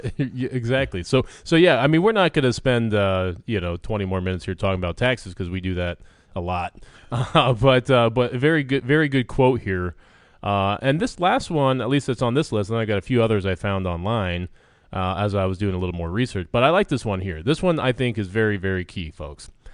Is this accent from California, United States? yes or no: no; Vermont, United States; I grew up in Vermont.